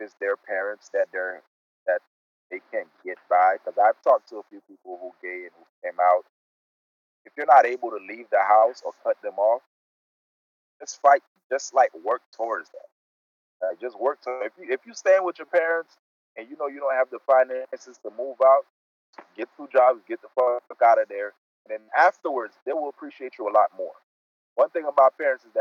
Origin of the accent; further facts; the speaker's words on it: Miami, Florida, United States; I grew up in Miami. Yes, I grew up in a Caribbean community in Miami